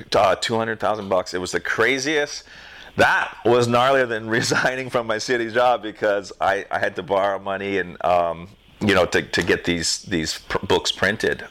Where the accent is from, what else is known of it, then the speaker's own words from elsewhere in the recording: North Shore, Hawaii, United States; I was raised on the North Shore.